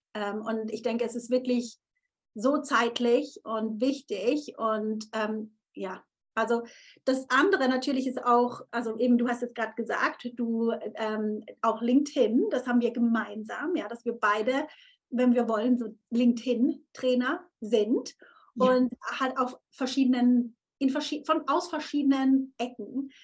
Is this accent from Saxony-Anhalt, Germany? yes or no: no; Konstanz, Baden-Württemberg, Germany; Konstanz ist ja wirklich da, wo ich aufgewachsen bin